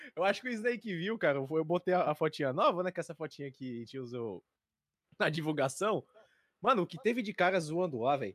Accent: Fortaleza, Ceará, Brazil; Eu tenho 26 anos e sou de Fortaleza, Ceará

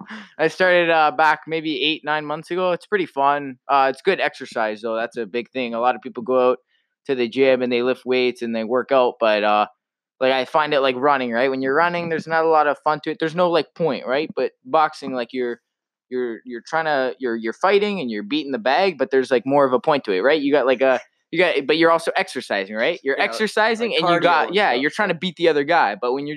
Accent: Toronto, Ontario, Canada; Say Toronto, I guess.

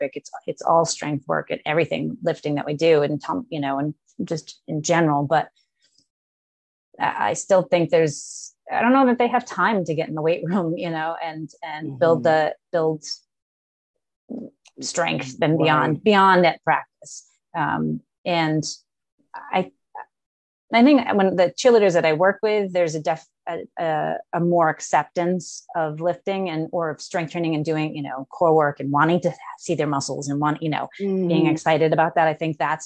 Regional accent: United States; where do we Americans fit in the world

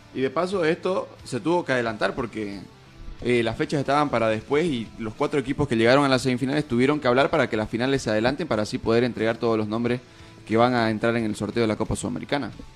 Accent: Santa Cruz, Bolivia; nos caracteriza a nosotros como cruceños

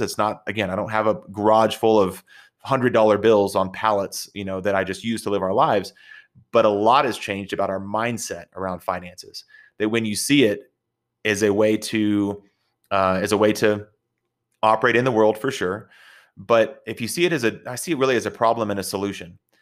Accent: Texas, United States; I'm from Texas

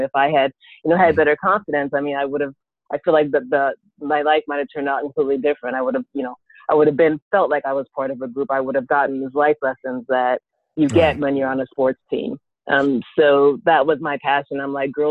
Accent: Miami, Florida, United States; also born or lived in New York / Trinidad (parents); now in Orlando, United States; I grew up in Miami, Florida. My parents are from the West Indies, from Trinidad. Mm-hmm. I actually was born in New York. We moved to Miami when I was about 8.

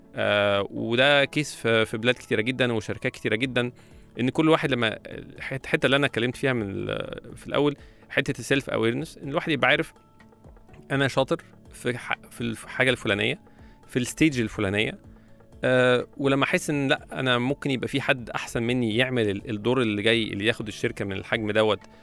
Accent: Egypt; وعندنا في مصر

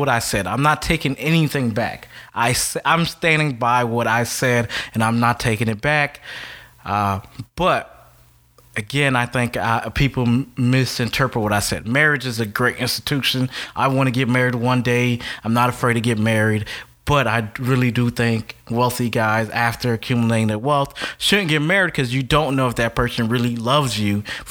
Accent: South Florida, United States; I grew up and raised in South Florida all my life. I grew up in a Catholic Haitian household

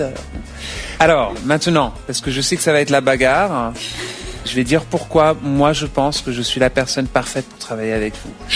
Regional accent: Beirut, Beirut Governorate, Lebanon; je suis né à Beyrouth.

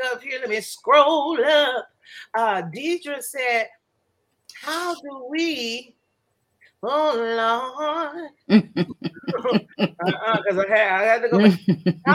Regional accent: Flint, Michigan, United States; also born or lived in Port Huron, Michigan; I grew up in Flint

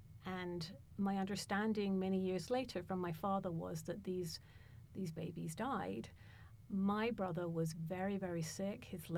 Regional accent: London, United Kingdom; also born or lived in North America; now in Boulder, United States; we ended up going back to England so my mother could be with her parents. And I grew up in a North London working class area, and then destiny brought me to Boulder.

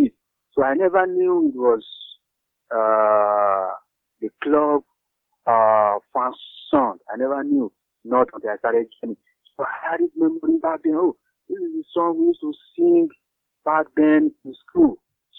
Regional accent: Nigeria; from Nigeria

